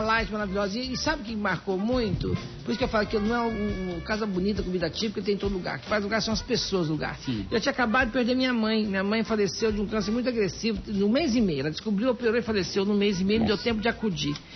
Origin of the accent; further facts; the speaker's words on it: Minas Gerais, Brazil; eu sou mineira